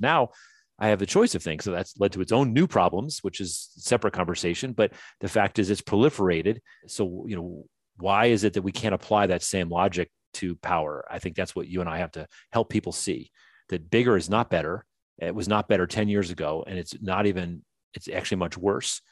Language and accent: English; the North, United States; now in the South, United States; I was raised in the North